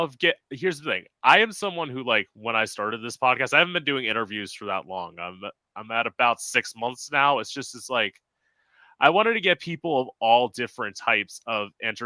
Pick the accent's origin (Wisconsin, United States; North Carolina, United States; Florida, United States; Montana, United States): Florida, United States; South; also born or lived in Orlando, Florida; I grew up in South Florida. That's where I'm at now. I lived in Orlando for 4 years, and then ended up having to move back here